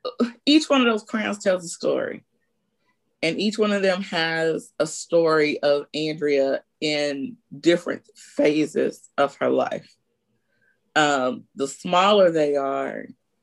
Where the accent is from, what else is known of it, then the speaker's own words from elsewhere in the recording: Dallas, Texas, United States; I am a down-home Southern Texas girl born and raised in Dallas